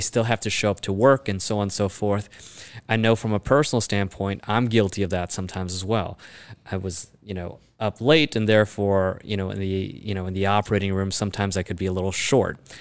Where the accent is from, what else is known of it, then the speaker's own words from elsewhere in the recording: Chicago, Illinois, United States; born and raised in Chicago.